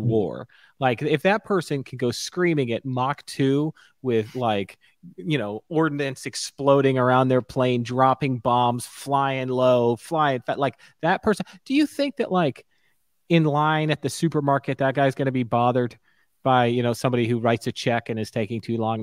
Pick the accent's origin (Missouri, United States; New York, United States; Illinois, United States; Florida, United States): Florida, United States; Stuart; also born or lived in Orlando; where I grew up in Stuart, Florida